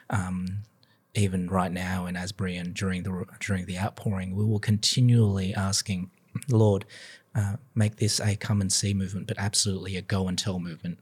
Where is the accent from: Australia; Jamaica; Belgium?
Australia; Sydney, New South Wales; moved away as an adult; also born or lived in Canberra, Australia / Melbourne, Australia; now in United States; I was born and bred in Sydney, Australia, so again, very proud of my home city